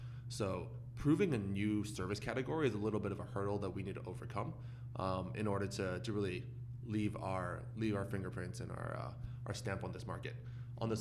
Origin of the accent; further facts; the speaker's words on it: Canada; now in San Francisco, United States; As a Canadian living in San Francisco